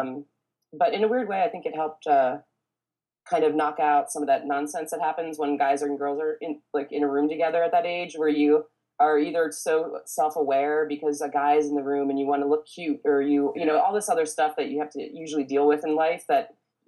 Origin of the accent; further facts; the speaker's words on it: Harrisburg, Pennsylvania, United States; moved away as an adult; also born or lived in Philadelphia / New York; now in Los Angeles, United States; No, I grew up in outside Harrisburg, Pennsylvania.